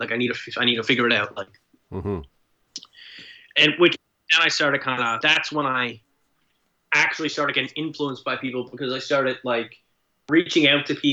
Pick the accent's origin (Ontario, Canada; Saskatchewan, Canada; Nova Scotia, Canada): Nova Scotia, Canada; moved away as an adult; also born or lived in British Columbia; I'm from Nova Scotia, but I lived up until about 3 years ago. I actually lived in BC for maybe 5 or 6 years